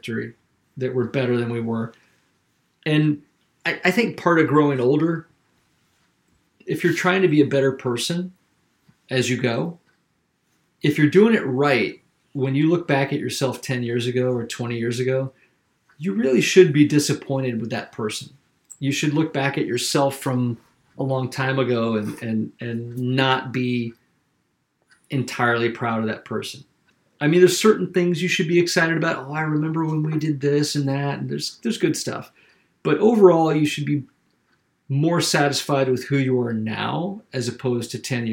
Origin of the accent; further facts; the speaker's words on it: South Carolina, United States; moved away; I'm from South Carolina, and I was raised in a really conservative area